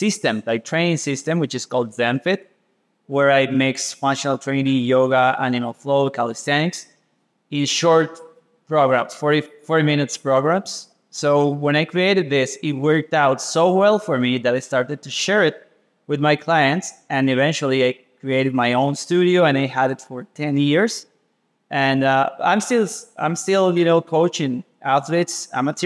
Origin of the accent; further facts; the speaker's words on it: Caribbean coast, Limón, Costa Rica; I grew up in the Caribbean coast, Costa Rica